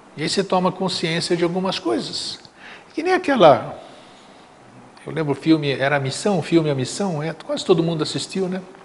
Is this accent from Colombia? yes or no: no; Greece; now in Brazil; meu país natal, para a Grécia